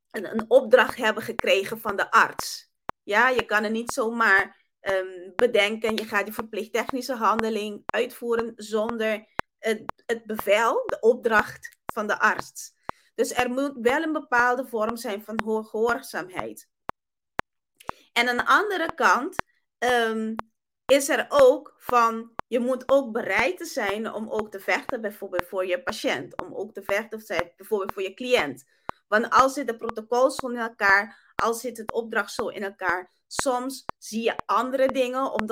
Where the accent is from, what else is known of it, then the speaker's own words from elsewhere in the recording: Curaçao; first language Papiamento; Dutch is a second language; ik kom eigenlijk uit Curaçao. Mijn moedertaal is Papiamento, is niet Nederlands.